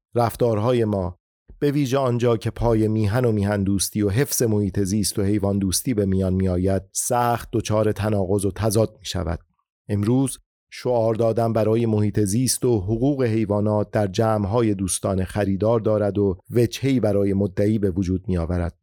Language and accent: Persian; Iran; همه ما ایرانی هستیم